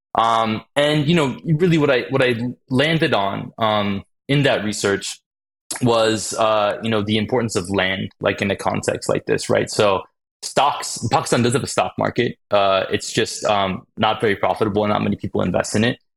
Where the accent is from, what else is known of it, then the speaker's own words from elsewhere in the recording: Phoenix, Arizona, United States; I ended up growing up in Phoenix, Arizona